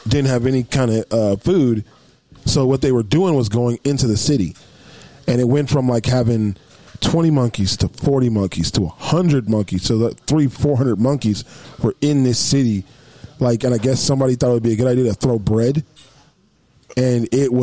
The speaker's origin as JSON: {"language": "English", "town": "Tyler", "region": "Texas", "country": "United States", "said": "I'm from Tyler"}